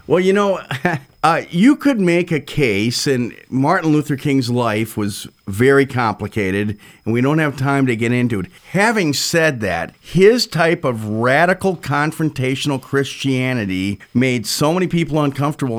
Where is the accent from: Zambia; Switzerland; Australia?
Switzerland; I was born in Switzerland